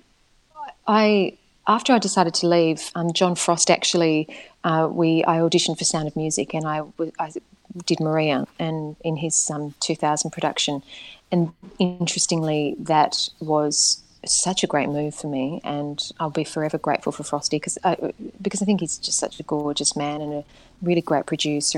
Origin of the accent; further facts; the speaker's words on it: Perth, Western Australia, Australia; moved away; also born or lived in Sydney; I was born in Sydney and then they went back to WA and then I was there until I left Whopper, it was a beautiful place to grow up, Perth